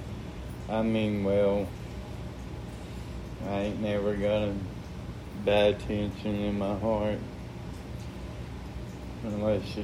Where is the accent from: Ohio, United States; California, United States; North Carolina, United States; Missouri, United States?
North Carolina, United States; Asheville; My brother and sister was born and raised in Asheville, North Carolina, as well as me